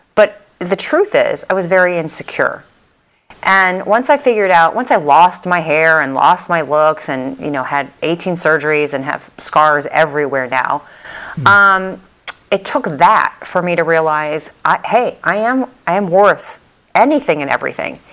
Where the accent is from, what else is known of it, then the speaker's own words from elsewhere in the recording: St. Louis, Missouri, United States; also born or lived in Dallas, Texas; now in Miami, United States; I'm from St. Louis originally, and then I lived in Dallas for many, many years